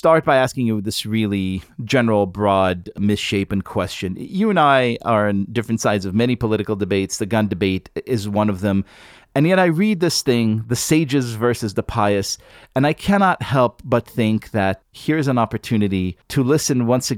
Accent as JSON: {"language": "English", "country": "Israel", "tie": "born or raised there", "moved": "yes", "said": "I grew up in Israel"}